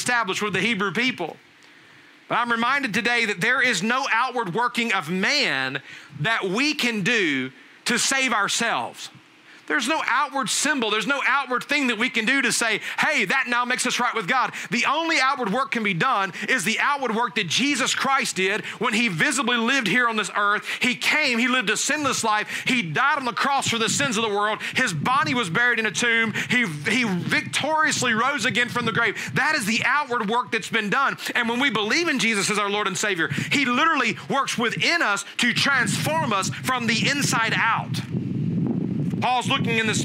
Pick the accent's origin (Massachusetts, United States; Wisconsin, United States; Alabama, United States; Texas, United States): Alabama, United States; growing up in Alabama, we had some sheep